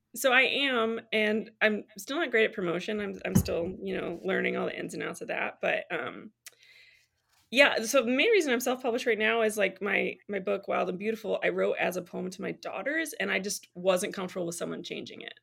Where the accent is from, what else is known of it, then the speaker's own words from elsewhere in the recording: Michigan, United States; moved away as an adult; also born or lived in Tennessee; I'm from Michigan and I lived in Tennessee for years and we actually just moved back to be closer to family.